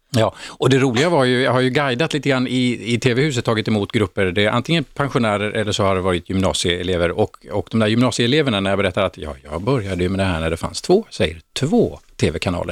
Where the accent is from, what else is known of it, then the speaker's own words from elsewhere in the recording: Norrköping, Östergötland, Sweden; där satt man som liten pojke i Norrköping